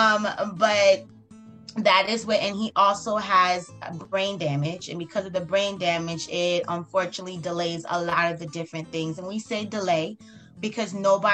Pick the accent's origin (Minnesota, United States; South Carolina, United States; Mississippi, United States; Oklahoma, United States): South Carolina, United States; now in South Florida, United States; I'm actually from South Carolina